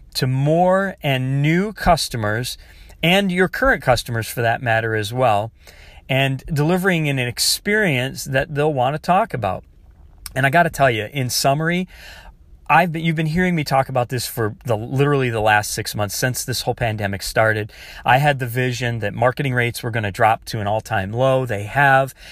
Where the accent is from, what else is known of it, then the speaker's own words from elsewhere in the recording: Michigan, United States; I grew up in Michigan